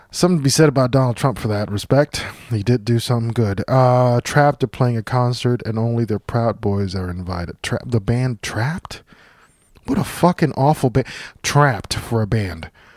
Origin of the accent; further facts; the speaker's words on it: Puerto Rico; moved away; I grew up in Puerto Rico.